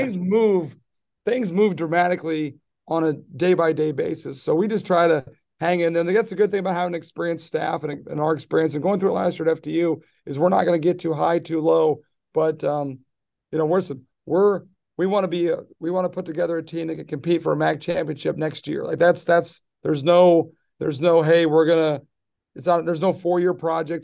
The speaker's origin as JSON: {"language": "English", "region": "Midwest", "country": "United States", "tie": "born or raised there", "moved": "yes", "said": "I grew up in the Midwest"}